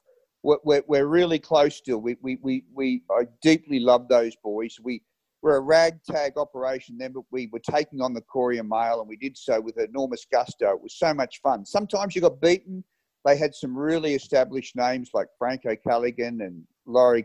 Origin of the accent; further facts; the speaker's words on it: Caboolture, Queensland, Australia; I grew up in Caboolture